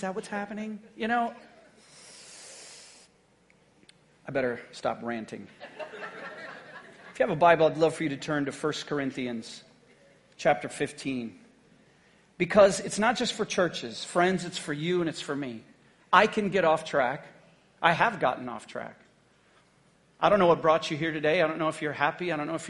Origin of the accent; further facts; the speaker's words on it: Haiti; now in United States; When I grew up in Haiti on the mission field, all of us just kind of worked together.